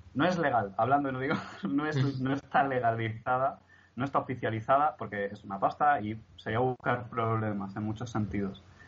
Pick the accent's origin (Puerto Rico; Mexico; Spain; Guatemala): Spain; Barcelona, Catalonia; now in Murcia, Spain; no somos de aquí, mi familia y yo, somos de Barcelona